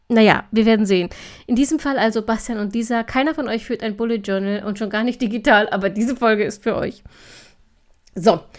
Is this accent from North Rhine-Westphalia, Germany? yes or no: no; Thuringia, Germany; born there; Am 1.10. schon abzugrillen, als gebürtige Thüringerin, das das ist, äh, ach, das ist einfach falsch.